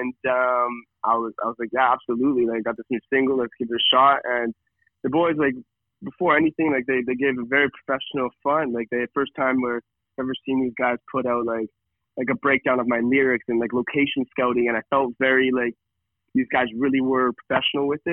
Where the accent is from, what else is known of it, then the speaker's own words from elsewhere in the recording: Kelowna, British Columbia, Canada; moved away as an adult; now in Calgary, Canada; when I was 18 and I was growing up in Kelowna, I decided that once I graduated, that Calgary was my spot to be